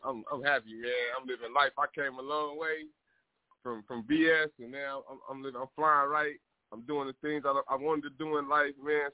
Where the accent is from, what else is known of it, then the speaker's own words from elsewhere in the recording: Compton, California, United States; I'm from Compton, California